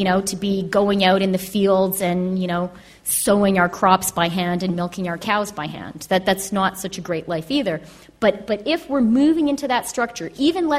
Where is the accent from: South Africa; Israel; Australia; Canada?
Canada; moved away; also born or lived in United Kingdom / United States; as a Canadian and someone who has, I've had babies in Canada, Britain, and the United States